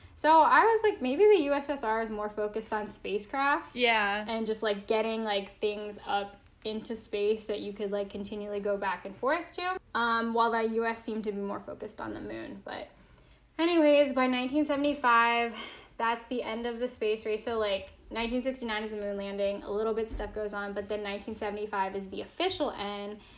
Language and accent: English; United States; I still love being American.